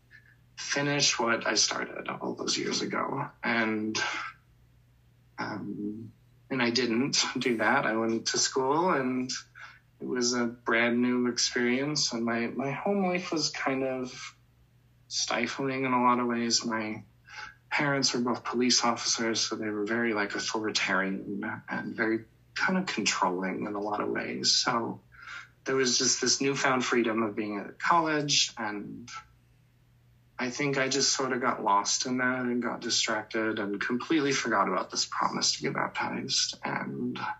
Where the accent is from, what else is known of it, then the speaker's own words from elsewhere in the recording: Colorado, United States; I'm from Colorado, that's where I grew up